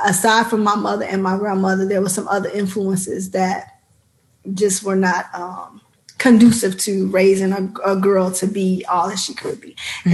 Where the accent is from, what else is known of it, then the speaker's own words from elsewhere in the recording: Chicago, Illinois, United States; I am from Chicago, South Side, uh, Low End, which is now Bronzeville